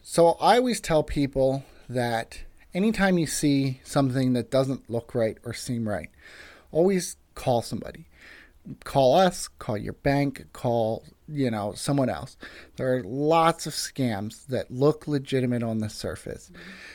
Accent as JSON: {"language": "English", "country": "United States", "moved": "as an adult", "lives_now": "Mount Joy, United States", "said": "originally from a small town outside of Westchester"}